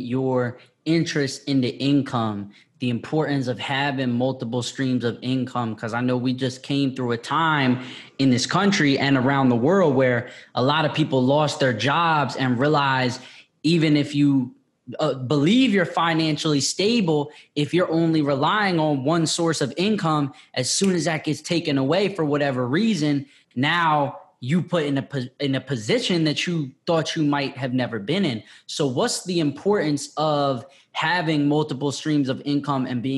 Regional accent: Sussex County, Delaware, United States; moved away; I grew up in Sussex County, Delaware.

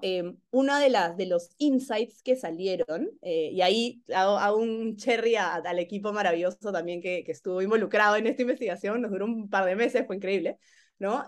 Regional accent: Peru; moved away as an adult; yo he sentido como peruana

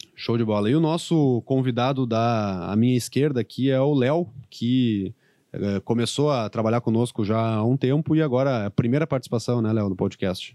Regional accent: Santa Maria, Rio Grande do Sul, Brazil; eu que sou de Santa Maria

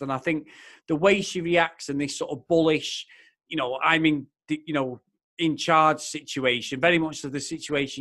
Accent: Manchester, North West England, United Kingdom; accent: Mancunian; I'm Mancunian. I live 3 miles away from Manchester United. I'm born and bred in Old Trafford, Stretford area, Manchester

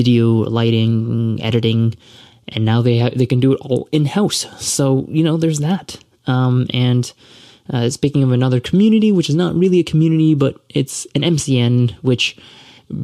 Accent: Toronto, Ontario, Canada; I'm from Toronto and I'm Canadian

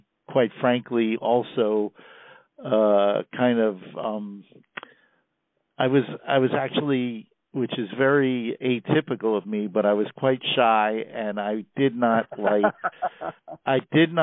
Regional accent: New York City, New York, United States; moved away as an adult; now in Columbia, United States; I grew up in Queens, New York, a mere 10 minutes from our outgoing president

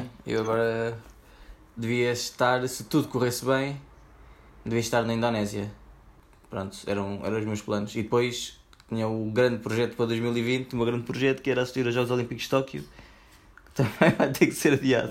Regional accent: Portugal

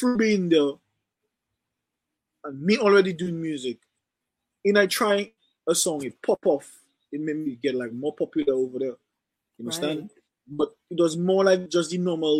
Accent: Dominica; first language French; English is a second language; also born or lived in Guadeloupe; I was born in Dominica, but when I was like probably like 1 year old, 1 year old, my uncle took me and bring me to Guadeloupe

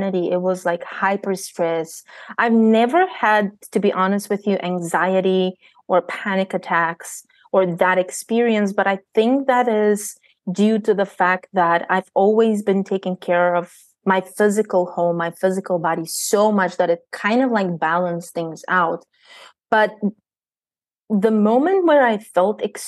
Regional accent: Bulgaria; moved away as an adult; I am born and raised in Bulgaria. I left Bulgaria when I was 19 years old

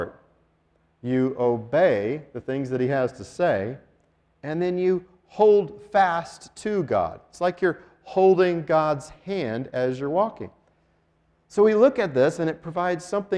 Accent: Denver, Colorado, United States; now in Albuquerque, United States; I grew up in Denver

